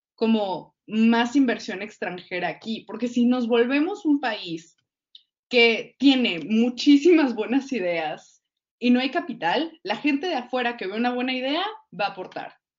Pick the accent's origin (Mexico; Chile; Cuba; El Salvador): Mexico